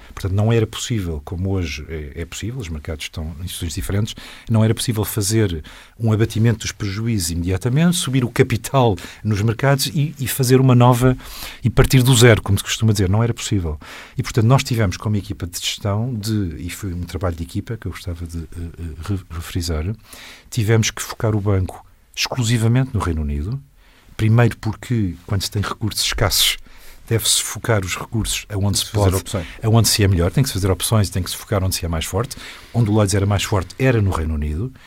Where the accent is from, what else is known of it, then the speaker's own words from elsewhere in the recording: Portugal; como portuguesa